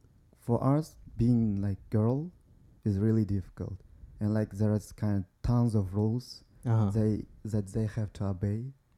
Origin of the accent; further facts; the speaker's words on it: Uzbekistan; now in Japan; I'm just real Uzbek.